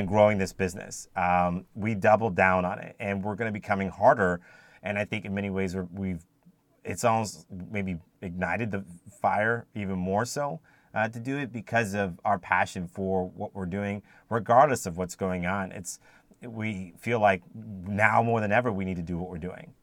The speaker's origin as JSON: {"language": "English", "country": "United States", "tie": "born or raised there", "also_born_or_lived": "Cayman Islands / Jamaica", "said": "being born in the United States and raised in the United States primarily, um, as an African American"}